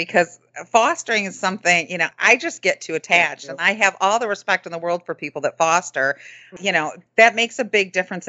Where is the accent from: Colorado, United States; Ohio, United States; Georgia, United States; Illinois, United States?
Ohio, United States; Northwest; accent: Northwest Ohio; I'm closer to Toledo in Northwest Ohio